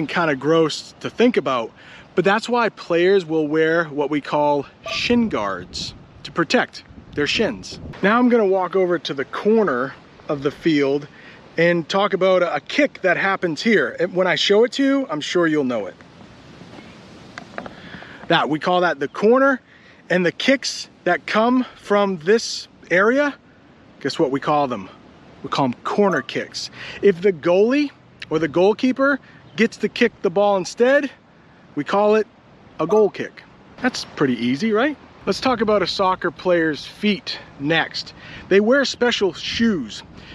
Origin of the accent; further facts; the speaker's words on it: United States; I'm an American